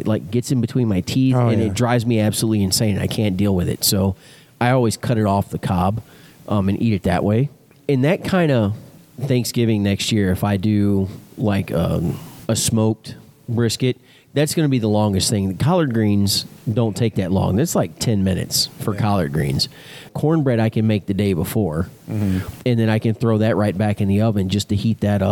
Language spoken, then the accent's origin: English; Texas, United States; I'm born and raised in Texas